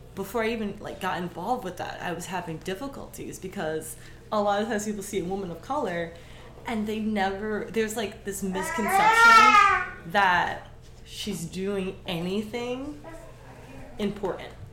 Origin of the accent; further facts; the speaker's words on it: New York, United States; moved away; also born or lived in Miami; even though I'm from New York